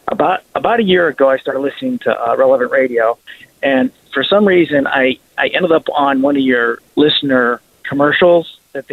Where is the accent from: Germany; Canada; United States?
Canada; Kingston, Ontario; born there; Well, I'm sort of Canadian. I was born in Canada. I was born in Kingston, Ontario.